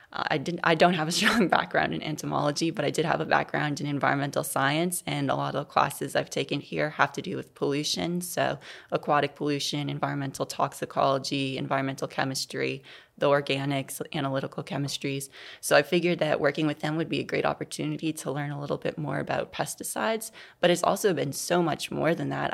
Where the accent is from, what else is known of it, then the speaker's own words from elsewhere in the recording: New Orleans, Louisiana, United States; growing up in New Orleans, I went to public schools there